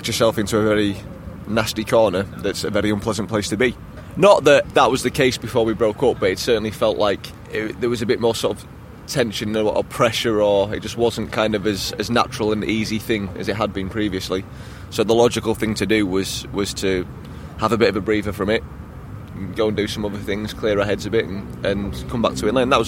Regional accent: Yorkshire and the Humber, United Kingdom; I'm the only true Yorkshireman in my family

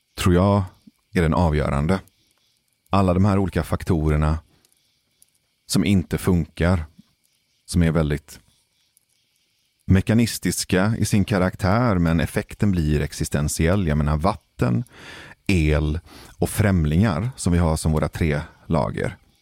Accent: Gothenburg, Västra Götaland, Sweden; den nordligaste delen av Hisingen, där jag växte upp

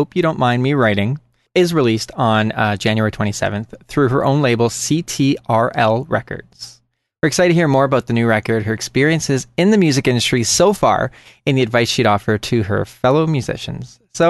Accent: Canada; from Canada

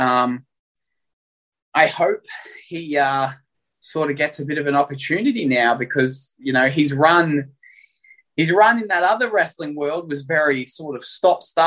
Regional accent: Melbourne, Victoria, Australia; moved away as an adult; Born and raised in Melbourne.

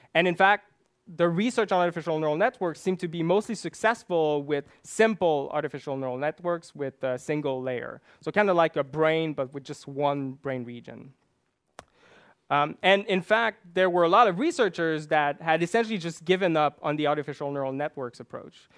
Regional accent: Quebec, Canada; English is a second language; I grew up in Quebec, one of the largest French-speaking province in, uh, Canada.

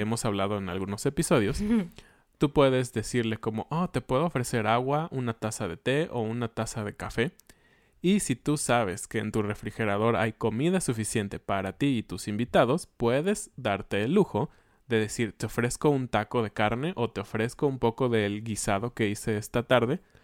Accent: Mexico; somos mexicanos

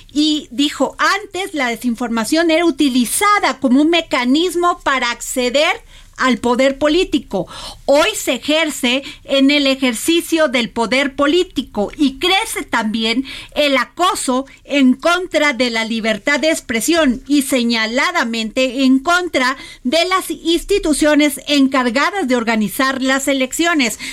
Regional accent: Veracruz, Mexico; en mi pueblo Veracruz, en caliente

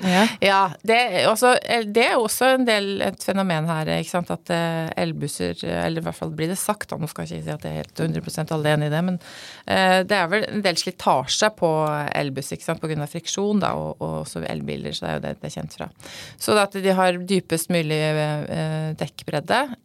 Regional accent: Fræna, Møre og Romsdal, Norway; moved away as an adult; now in Oslo, Norway; som du hører på dialekta mi, så er jeg da opprinnelig fra Frena utafor Molde, i Romsdal

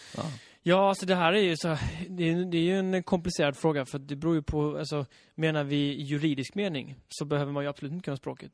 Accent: Halland County, Sweden; jag är uppvuxen i Halland också

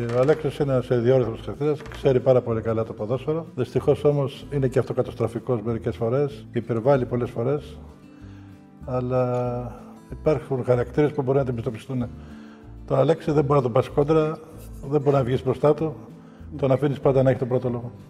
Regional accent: 60 km outside Munich, Bavaria, Germany; moved away as an adult; also born or lived in United States; now in Greece; Εγώ μέναμε εκείνο το καιρό κάπου 60 χιλιόμετρα έξω από το Μόναχο. Ναι. Και καθημερινό από μικρό από τη Δευτέρα Δημοτικού έκανα αυτή το διαδρομή 60 χιλιομετρων

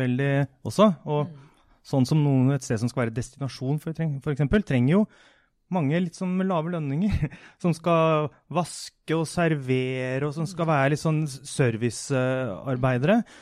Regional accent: Askim, Østfold, Norway; Jeg kommer fra Askim, som hadde en gummivarefabrikk fra 1920 til 1990 omtrent.

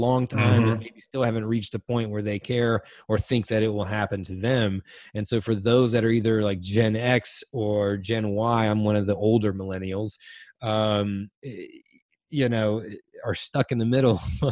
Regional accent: Washington, North Carolina, United States; I'm originally from Little Washington, which is a town of like 10,000 people on the coast, which my mom still lives there

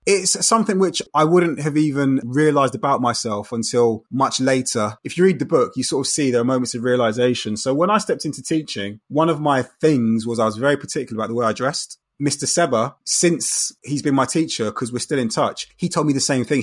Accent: London, United Kingdom; Growing up in Brixton in the nineteen eighties and nineties, you have to remember straight away that contextually, you're in a very, very multicultural setting

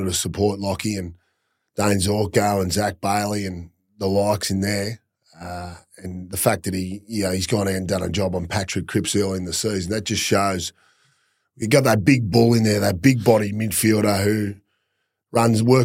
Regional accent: Warrnambool, Victoria, Australia; moved away; also born or lived in Queensland; I grew up outside of Warrnambool, so 3-odd hours out of Melbourne

